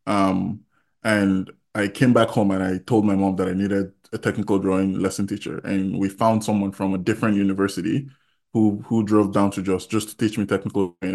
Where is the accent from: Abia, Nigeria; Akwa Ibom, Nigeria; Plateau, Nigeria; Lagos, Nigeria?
Plateau, Nigeria; Jos; moved away as an adult; also born or lived in Kogi State (ancestry) / Iowa, United States; now in United States; I was born in Jos, went to primary school in Jos, went to secondary school in Jos, Baptist High School